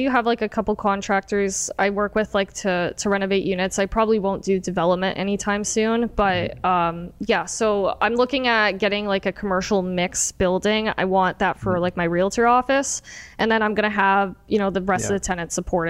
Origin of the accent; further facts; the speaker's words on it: Windsor, Ontario, Canada; Born and raised in Windsor.